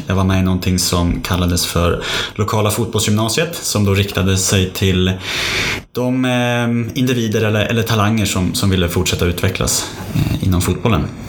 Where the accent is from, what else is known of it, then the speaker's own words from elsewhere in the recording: Sundsvall, Västernorrland County, Sweden; moved away as an adult; also born or lived in Stockholm; now in Uppsala, Sweden; född i Stockholm eh, men uppvuxen i Sundsvall så jag får nog betrakta mig vara en norrlänning.